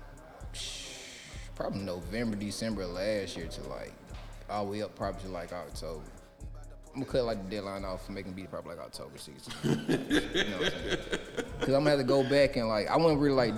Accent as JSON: {"language": "English", "town": "Ellenwood", "region": "Georgia", "country": "United States", "said": "I'm from Ellenwood River Road"}